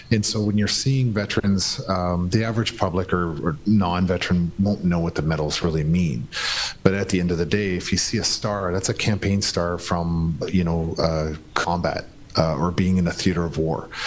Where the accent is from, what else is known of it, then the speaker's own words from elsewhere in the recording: Canada; his presence was really irrelevant to me as a Canadian.